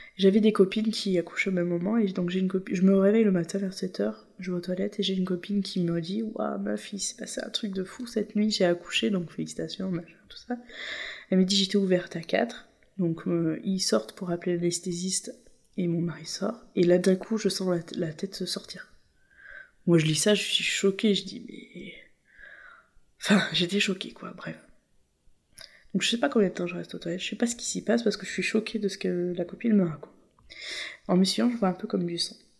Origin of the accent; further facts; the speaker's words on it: La Seyne-sur-Mer, Provence-Alpes-Côte d'Azur, France; Nous, on est de la Seine, donc c'est l'autre côté de Toulon.